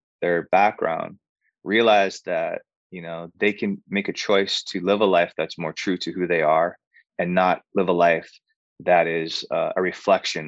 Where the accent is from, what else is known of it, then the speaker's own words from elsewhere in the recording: Hawaii, United States; now in Los Angeles, United States; I grew up in Hawaii doing island music and Hawaiian music. And then I moved